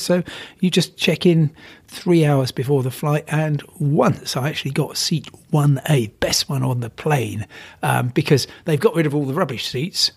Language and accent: English; Crawley, South East England, United Kingdom; I come from Crawley